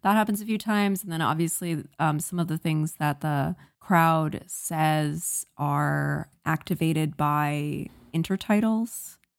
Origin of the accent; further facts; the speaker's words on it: Virginia, United States; I grew up in Northern Virginia, and I've been around similar kind of beach culture